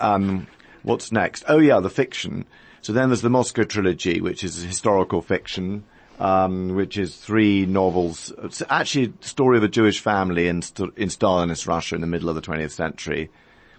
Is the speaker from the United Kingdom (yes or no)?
yes; United Kingdom; also born or lived in London; I live in London. I'm a British author.